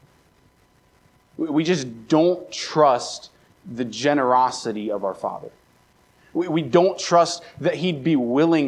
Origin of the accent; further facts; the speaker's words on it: Baltimore, Maryland, United States; now in Brookings, United States; I grew up right around Baltimore